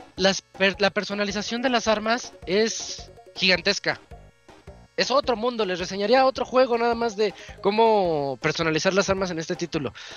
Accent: Mexico; yo soy un mexicano que es que no se siente latino

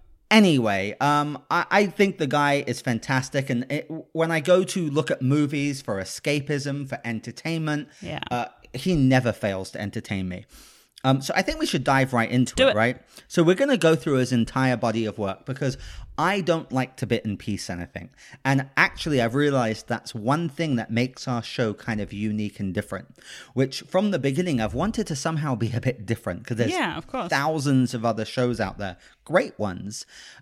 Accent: United Kingdom; now in California, United States; I'm British.

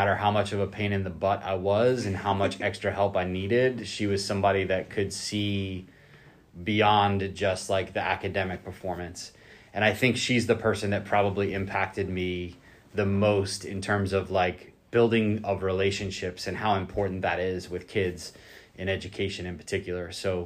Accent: north of Boston, Massachusetts, United States; moved away as an adult; also born or lived in Osceola County, Florida; now in Florida, United States; I grew up in a pretty diverse community north of Boston

